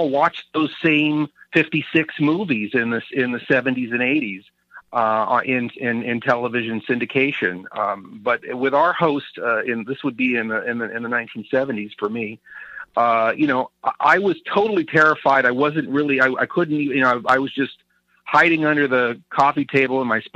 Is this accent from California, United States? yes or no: yes; Northern California, United States; when I was a kid growing up in Northern California